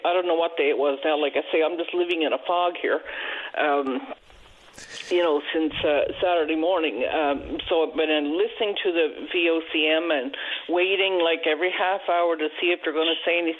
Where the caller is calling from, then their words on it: Gander, Newfoundland and Labrador, Canada; I'm calling from Gander